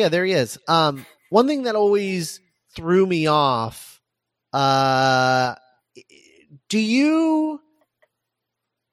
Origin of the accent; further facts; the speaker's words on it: Midwest, United States; I'm from the Midwest. I had to deal with it a lot. It was a rough time in high school